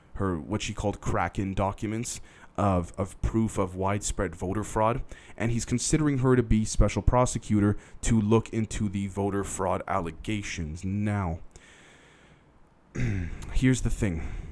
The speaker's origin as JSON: {"language": "English", "country": "Canada", "said": "I'm a Canadian"}